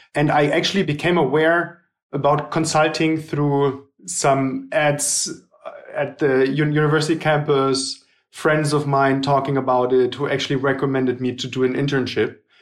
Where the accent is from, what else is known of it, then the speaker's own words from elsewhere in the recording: Germany; also born or lived in Hamburg; I was born in Germany